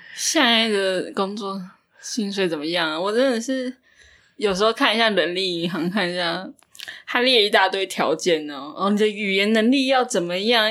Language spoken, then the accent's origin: Chinese; Taiwan; 虽然我们台湾人刻苦耐劳